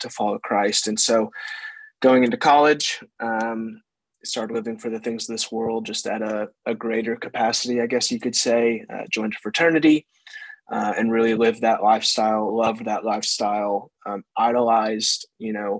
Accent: Carterville, Illinois, United States; I grew up in Carterville, Illinois, right next to where you pastor. It's a small town in Southern Illinois. I grew up there my entire life

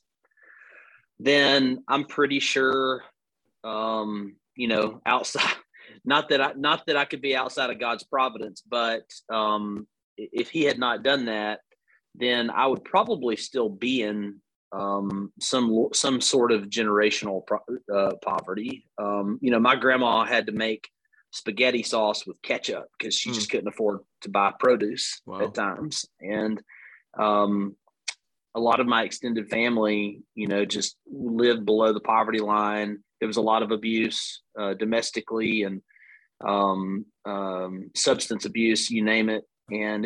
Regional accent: Northwest Alabama, United States; accent: Southern; I'm an Alabama boy, born and raised. You can tell by the long vowel sounds in my accent

